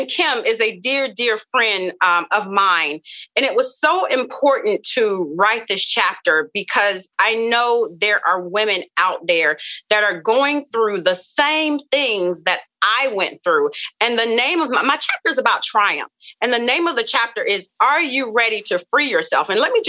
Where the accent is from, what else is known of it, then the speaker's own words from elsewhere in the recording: the South, United States; you know, I come from the South, and we come from, you know, a family of just rich cooking, rich foods.